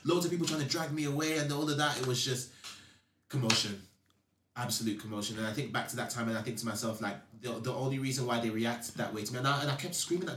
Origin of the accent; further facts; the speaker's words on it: London, United Kingdom; I grew up in Peckham